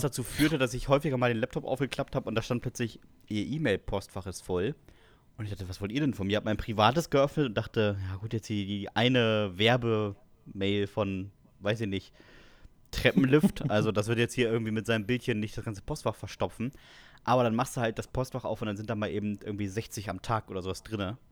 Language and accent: German; Westerstede, Lower Saxony, Germany; bei uns in Westerstede